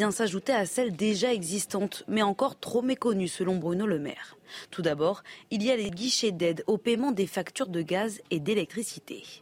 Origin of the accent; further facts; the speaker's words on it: Belgium; Moi, je suis belge et c'est 67 ans l'âge de la retraite.